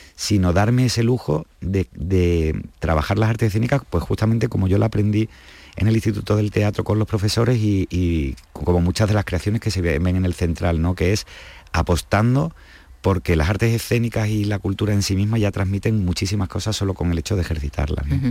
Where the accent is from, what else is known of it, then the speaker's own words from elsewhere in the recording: Andalusia, Spain; nosotros que somos andaluces y que somos frutos de tanta mezcla